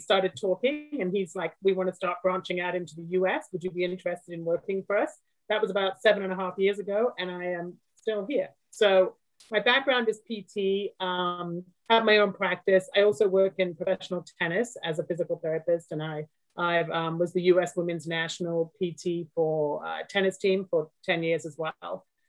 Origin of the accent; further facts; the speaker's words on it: England, United Kingdom; moved away as an adult; also born or lived in Colorado, United States; now in Morris County, New Jersey, United States; I'm from England originally, and I trained in England and worked in England for a while. And then I actually moved to the US and I worked in Colorado for a long time.